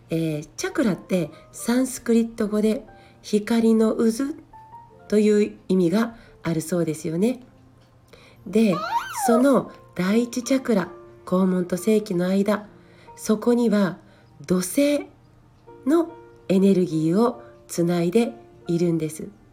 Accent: Yamaguchi, Japan; accent: Yamaguchi dialect; moved away; 私たちは、まあ、ね、山口弁をしゃべるわけですが

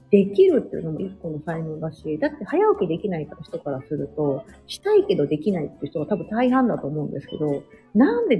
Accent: Kansai, Japan; 私なんか、私が関西出身だから、なんか、恵方巻きって節分の時にはも

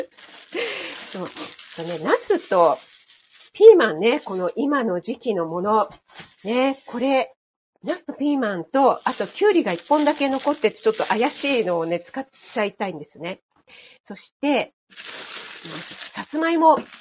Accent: Kanagawa, Japan; moved away as an adult; 私、神奈川県出身なんですけども、全然ね、あの、知らない土地に来たんですよね。あの、夫の地元に来たんです

